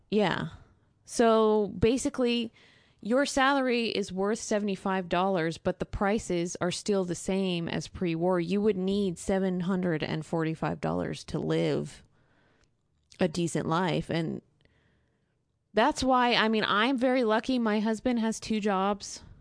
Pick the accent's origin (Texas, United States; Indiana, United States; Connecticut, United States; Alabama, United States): Texas, United States; moved away as an adult; now in Syria; I'm a Texan